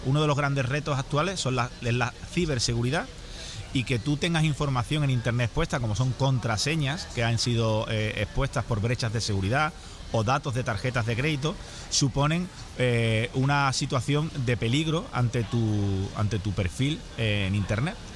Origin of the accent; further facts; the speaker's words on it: Seville, Andalusia, Spain; Sevilla, que es mi ciudad de origen